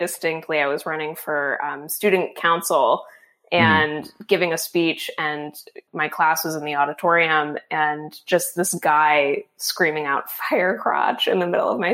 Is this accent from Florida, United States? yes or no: yes; Florida, United States; I grew up in Florida